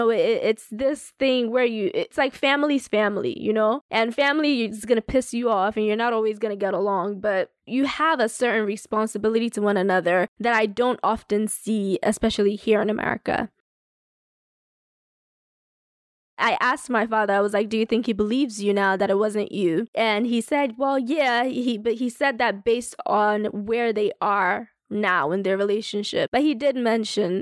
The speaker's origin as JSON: {"language": "English", "country": "Nigeria", "moved": "yes", "said": "as a Nigerian"}